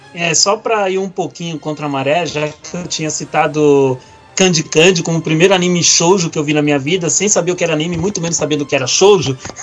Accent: Brazil; also born or lived in Italy / Curitiba; Eu só nasci na Itália e pouco tempo depois vim pro Brasil

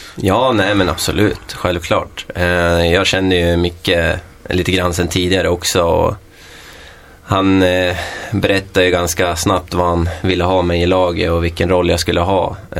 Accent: Köping, Västmanland, Sweden; now in Västerås, Sweden; 25-årig kille från Köping

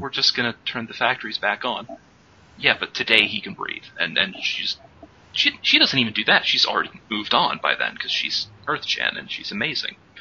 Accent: United States; as an American

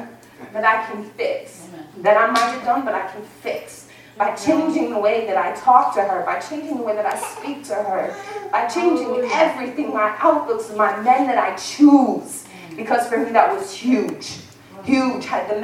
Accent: Cocoa, Florida, United States; Like, I was raised in Cocoa, Florida. I'm from dope boy dreams and cocaine fantasies, baby.

